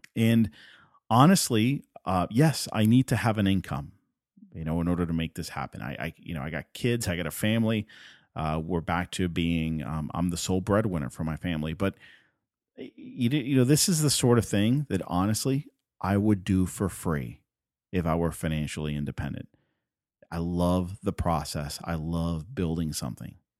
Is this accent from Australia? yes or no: no; Puerto Rico; first language Spanish; English is a second language; I'm from Puerto Rico. Spanish is my first language